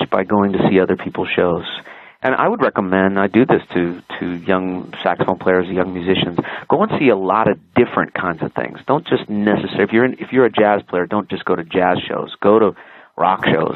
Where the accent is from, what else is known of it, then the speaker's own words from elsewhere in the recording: Los Angeles, California, United States; I was growing up in Los Angeles